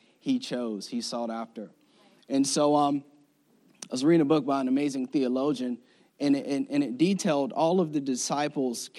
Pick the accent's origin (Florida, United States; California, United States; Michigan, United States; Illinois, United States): Florida, United States; moved away as an adult; I'm from Florida.